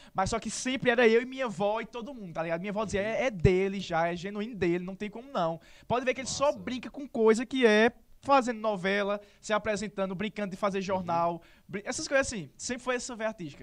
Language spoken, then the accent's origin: Portuguese; Serra Branca, Paraíba, Brazil; also born or lived in Sumé; Eu nasci em Sumé, eu só nasci aqui porque o Hospital Serra Branca estava em reforma. Mas, assim, só fiz nascer e sou de lá